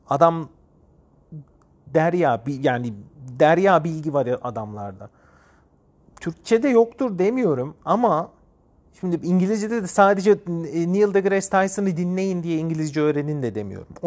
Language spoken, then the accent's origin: Turkish; Turkey; Benim eşim Ukraynalı. Ben Türk'üm.